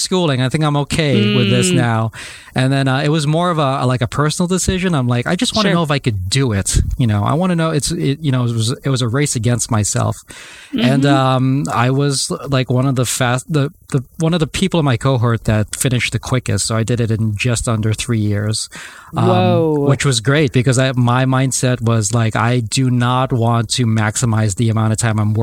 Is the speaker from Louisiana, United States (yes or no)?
no; New Jersey, United States; also born or lived in Hartford; I'm from New Jersey originally, so I moved back home